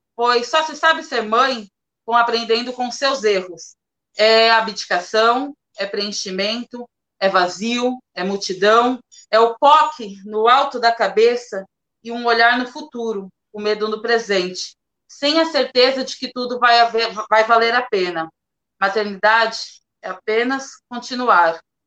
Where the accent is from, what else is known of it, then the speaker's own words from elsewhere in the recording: Praia Grande, São Paulo, Brazil; eu sou de Praia Grande, mais especial assim no fundão de Praia Grande, do Caixara